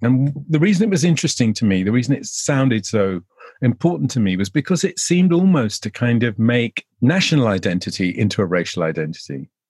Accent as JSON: {"language": "English", "country": "United Kingdom", "said": "our national identity as British people"}